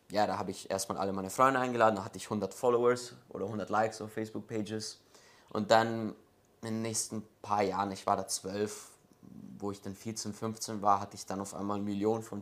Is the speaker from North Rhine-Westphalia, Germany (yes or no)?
no; Munich, Bavaria, Germany; born there; Ähm, ja, also ich bin in München geboren.